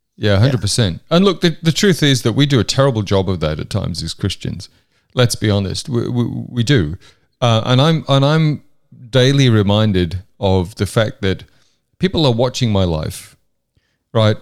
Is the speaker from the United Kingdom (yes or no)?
yes; Hexham, North East England, United Kingdom; also born or lived in York, England; I was born in York in, in the U K in the early seventies, and then my family moved up to the northeast of England